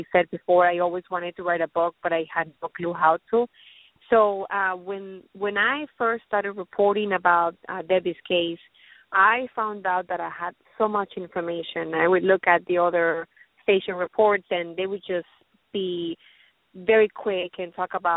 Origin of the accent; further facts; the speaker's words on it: Colombia; now in Los Angeles, United States; I'm from Colombia